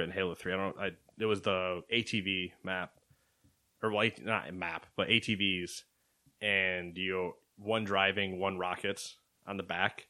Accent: United States; because we're American

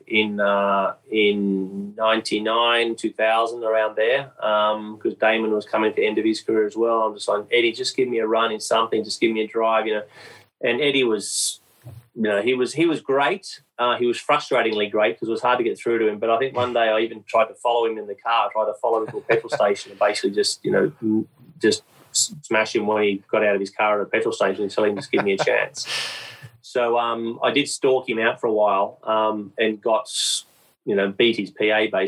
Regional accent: Queanbeyan, New South Wales, Australia; moved away as an adult; he grew up in the same town that I grew up in Queanbeyan as well

